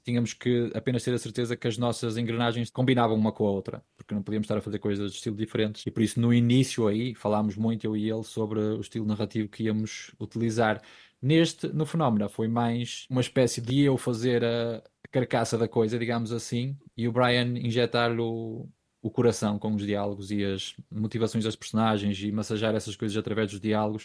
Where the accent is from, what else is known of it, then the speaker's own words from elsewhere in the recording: Ponte de Lima, Norte, Portugal; moved away as an adult; also born or lived in Guimarães; Eu sou de Ponte Lima, aliás, eu sou de Estorãos, que é uma aldeia de Ponte Lima